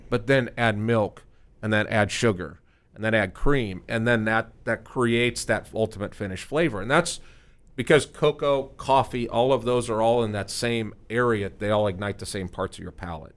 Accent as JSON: {"language": "English", "town": "Omaha", "region": "Nebraska", "country": "United States", "moved": "yes", "lives_now": "Frisco, United States", "said": "we're from Omaha"}